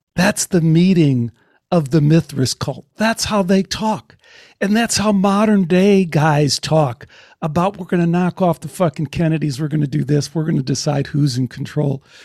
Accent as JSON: {"language": "English", "town": "Chicago", "region": "Illinois", "country": "United States", "tie": "born or raised there", "said": "growing up in Chicago in the Greek Orthodox Church"}